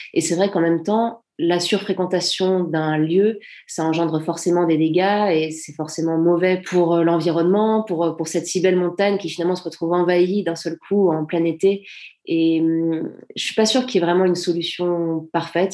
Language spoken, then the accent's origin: French; Servoz, Auvergne-Rhône-Alpes, France; j'ai pas grandi à Chamonix même, j'ai grandi à Servoz, donc c'est un petit village qui a à 10 minutes de Chamonix